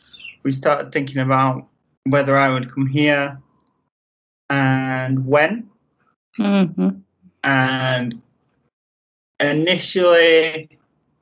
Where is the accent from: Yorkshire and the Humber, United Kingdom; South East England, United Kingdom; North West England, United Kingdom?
Yorkshire and the Humber, United Kingdom; Sheffield; moved away as an adult; also born or lived in Wales; now in Mexico; in Wales with my mother. But I'm from Sheffield.